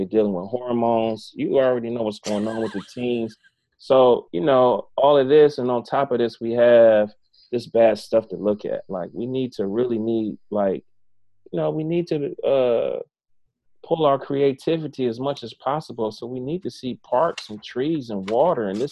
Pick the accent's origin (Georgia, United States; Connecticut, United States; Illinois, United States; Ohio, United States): Ohio, United States; East Cleveland; That's in my neck of the woods. I'm from East Cleveland